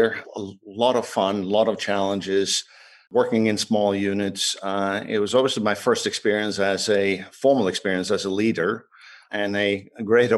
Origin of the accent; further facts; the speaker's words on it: Sweden; moved away as an adult; also born or lived in Paris, France; I was born in Sweden, and Sweden is a small country.